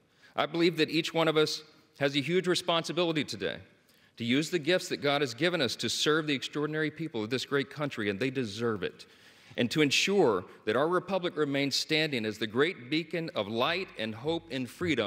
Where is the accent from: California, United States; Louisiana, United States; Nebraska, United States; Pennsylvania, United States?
Louisiana, United States; Shreveport; born or raised there